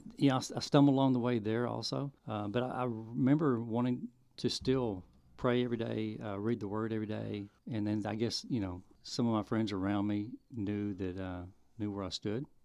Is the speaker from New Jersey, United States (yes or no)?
no; Arkansas, United States; also born or lived in Oakland, California / Japan; I was born and um, Oakland, California. My parents in the military. We lived in Japan for a little bit, and then uh, we moved to Arkansas when I was about four. So I grew up in Arkansas.